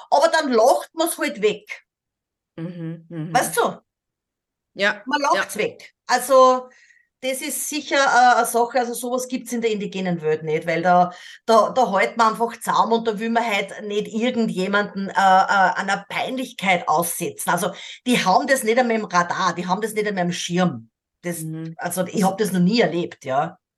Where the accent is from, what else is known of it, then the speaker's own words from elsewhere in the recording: Austria; born there; Ich kenne das mhm. natürlich als gebürtige Österreicherinnen auch, also dieser, dieser Sarkasmus, diese Ironie.